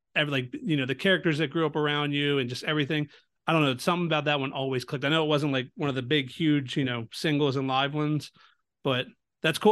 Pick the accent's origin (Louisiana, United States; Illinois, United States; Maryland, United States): Maryland, United States; Baltimore; I'm from Baltimore, so not far